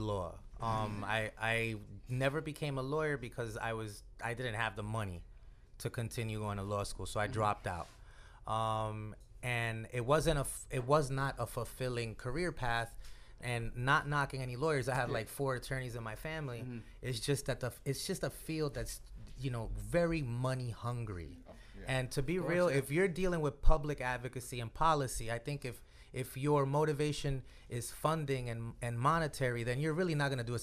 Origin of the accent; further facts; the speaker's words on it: New York City, New York, United States; Born and raised from the Bronx